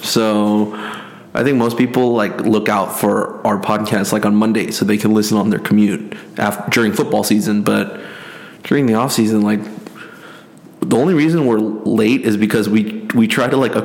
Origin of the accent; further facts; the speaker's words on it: South Korea; now in United States; me growing up in Korea, where national sports is a big deal